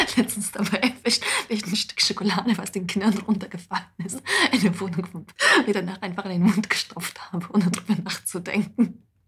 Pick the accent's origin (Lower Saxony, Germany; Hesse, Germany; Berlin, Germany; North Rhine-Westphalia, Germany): Hesse, Germany; Wetteraukreis; also born or lived in Moscow; ich komme ja auch aus dem Wetteraukreis